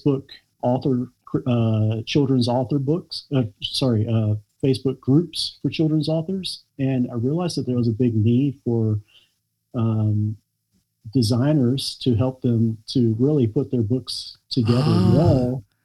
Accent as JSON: {"language": "English", "town": "Wilmington", "region": "North Carolina", "country": "United States", "tie": "born or raised there", "also_born_or_lived": "Kona, Hawaii / Atlanta", "moved": "as an adult", "lives_now": "Norway", "said": "my hometown, Wilmington, North Carolina"}